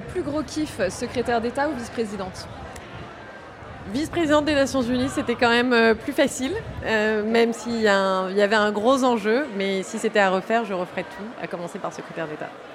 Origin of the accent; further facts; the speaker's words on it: Provence-Alpes-Côte d'Azur, France; je suis provençale.